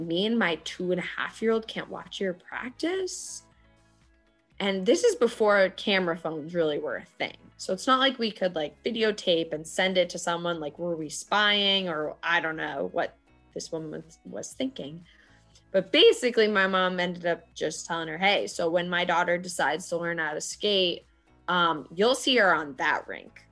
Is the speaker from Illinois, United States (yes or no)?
no; Boston, Massachusetts, United States; here in Boston